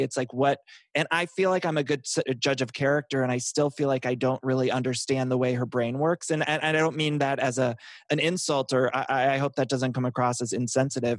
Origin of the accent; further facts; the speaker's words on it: Ohio, United States; I'm from Ohio